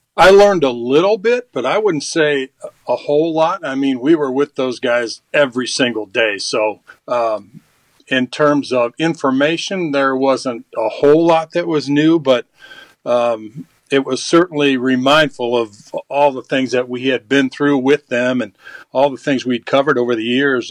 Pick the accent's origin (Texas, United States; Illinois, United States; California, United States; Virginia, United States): Illinois, United States; Elmhurst; Elmhurst College, which uh, is in my hometown, Elmhurst.